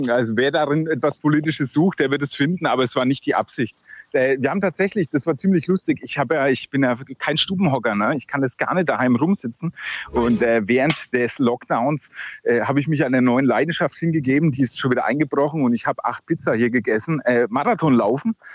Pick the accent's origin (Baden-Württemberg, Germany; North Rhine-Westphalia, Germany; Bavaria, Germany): Bavaria, Germany; das ist schwierig als Franke hier.